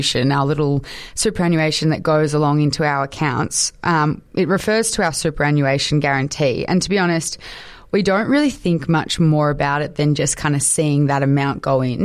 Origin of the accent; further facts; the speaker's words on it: Victoria, Australia; Victorians, yes, Victorians, us, are the best of all Australian states